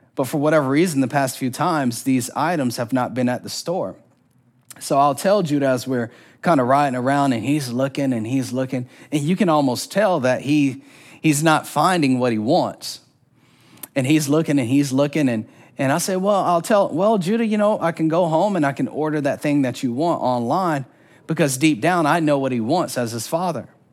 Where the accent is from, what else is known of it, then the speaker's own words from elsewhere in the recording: Orlando, Florida, United States; I'm from Orlando, Florida. And there wasn't a year growing up when we didn't go to Disney World